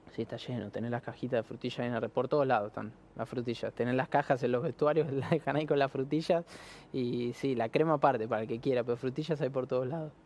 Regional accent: Argentina; acá el argentino es muy, muy patriota.

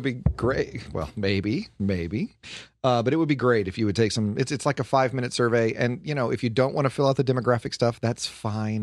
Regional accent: Detroit, Michigan, United States; I am from Detroit, and the south side of Detroit.

